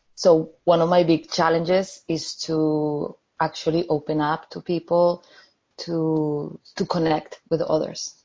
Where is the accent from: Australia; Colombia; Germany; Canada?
Colombia; now in London, United Kingdom; I'm calling from London, uh, in the UK, but I'm originally from Colombia